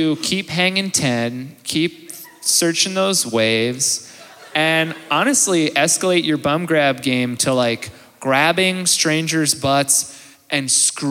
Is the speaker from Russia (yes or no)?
no; Tasmania, Australia; Everywhere, but I'm from Tasmania. That's south.